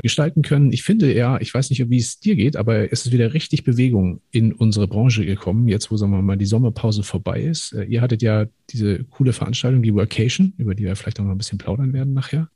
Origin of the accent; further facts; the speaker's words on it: Lübeck, Schleswig-Holstein, Germany; meiner Heimatstadt Lübeck